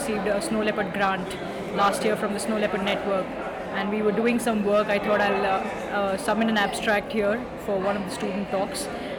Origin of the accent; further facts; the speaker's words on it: Mumbai, Maharashtra, India; moved away as an adult; also born or lived in Indian Himalayas / Cambridge; I am originally from Bombay and been working in the mountains for about 6 to 7 years now, the Indian Himalayas basically.